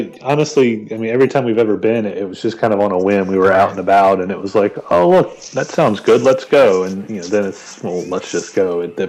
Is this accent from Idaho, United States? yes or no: no; North Carolina, United States; I'm from the home of Cheerwine and Krispy Kreme.